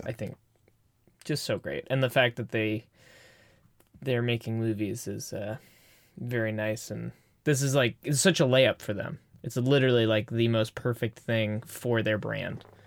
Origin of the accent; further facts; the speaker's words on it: Bay Area, California, United States; we're from the Bay Area